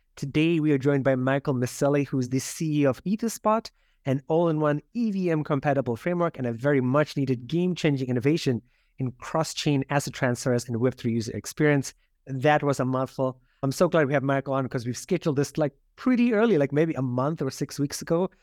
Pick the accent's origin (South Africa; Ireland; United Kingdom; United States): South Africa; moved away; growing up in South Africa